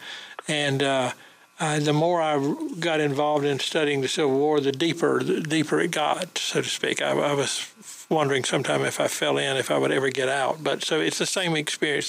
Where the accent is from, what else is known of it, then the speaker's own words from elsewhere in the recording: Goldsboro, North Carolina, United States; also born or lived in Raleigh; I was born in Goldsboro, North Carolina